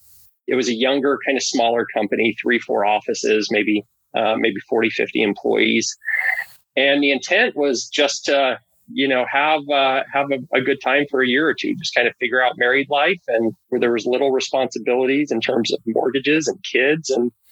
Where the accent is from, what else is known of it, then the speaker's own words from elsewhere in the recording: Utah, United States; You know, I grew up for the most part in Utah.